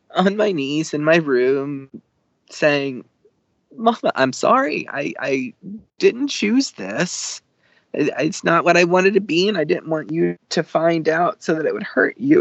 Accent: the South, United States; growing up in the South

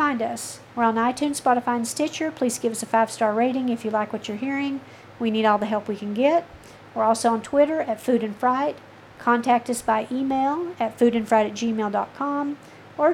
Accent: the South, United States; I am from the South

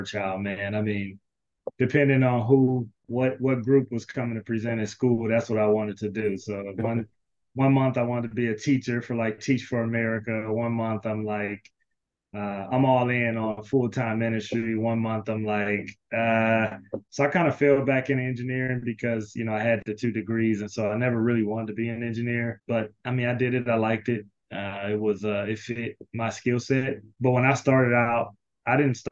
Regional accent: Cleveland, Ohio, United States; also born or lived in Alabama; now in Cincinnati, United States; I'm born and raised in Cleveland, Ohio

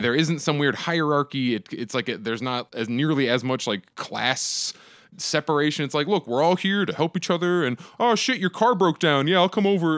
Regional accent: Phoenix, Arizona, United States; I'm from Phoenix, that's where I live

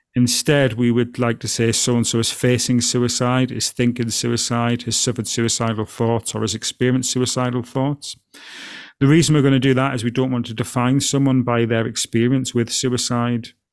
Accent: Alston, North West England, United Kingdom; growing up from my hometown of Alston

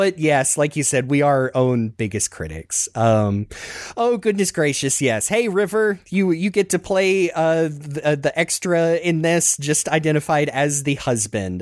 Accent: Southern, United States; accent: Southern; my Southern accent

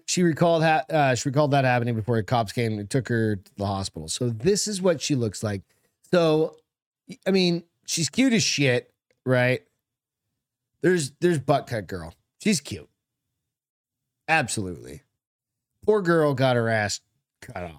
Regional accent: Hampton, United States; moved away; I was in Hampton

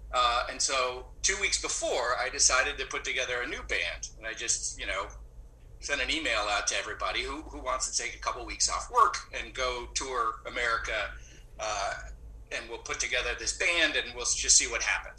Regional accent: San Diego, California, United States; So I grew up in San Diego, and I have an affinity for mariachi music.

